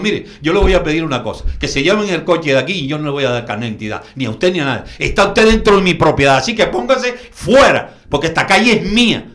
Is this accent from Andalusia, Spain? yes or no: no; Canary Islands, Spain; yo como canario